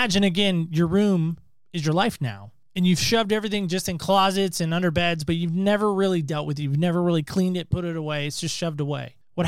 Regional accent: Camp Lejeune, North Carolina, United States; And I was born in Camp Lejeune, North Carolina. That explains the Carolina connection.

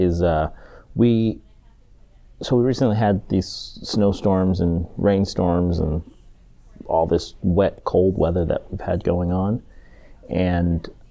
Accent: Washington, United States; moved away as an adult; also born or lived in Georgia / East Coast; I was born in Georgia, but I lived there for 2 years. My dad was in the Army. He was a airborne ranger, and so we moved from Georgia when he finished training, and we moved to Washington State for his first assignment. First stationing, and then we stayed there and essentially graduated from high school from there, from Washington State

